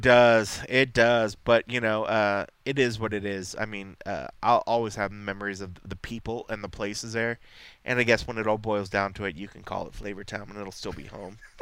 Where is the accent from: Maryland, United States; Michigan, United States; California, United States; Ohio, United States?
Ohio, United States; Columbus; My hometown, uh, I will have always been raised in Columbus